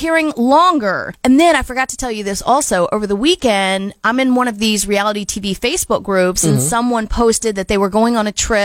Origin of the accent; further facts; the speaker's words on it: Wilmington, North Carolina, United States; moved away; my hometown in Wilmington, North Carolina